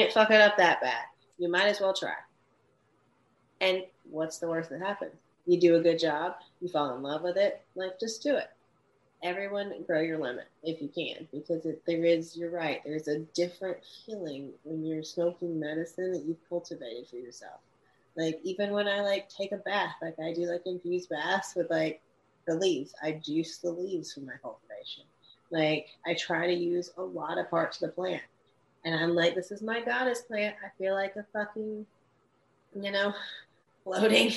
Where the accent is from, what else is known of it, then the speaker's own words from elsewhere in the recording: the South, United States; I'm from the South.